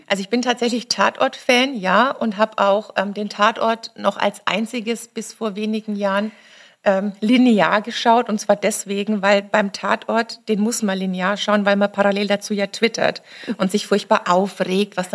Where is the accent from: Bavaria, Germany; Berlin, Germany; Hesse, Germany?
Bavaria, Germany; ich weiß, man hört es nicht, aber ich komme aus Franken.